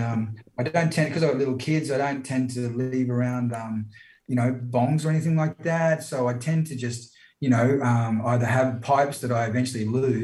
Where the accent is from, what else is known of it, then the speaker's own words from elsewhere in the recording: Brisbane, Queensland, Australia; I was born in Brizzy.